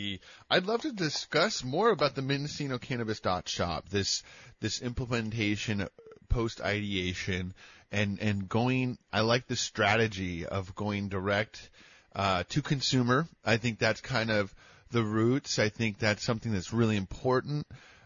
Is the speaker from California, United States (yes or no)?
yes; El Dorado County, California, United States; I grew up in El Dorado County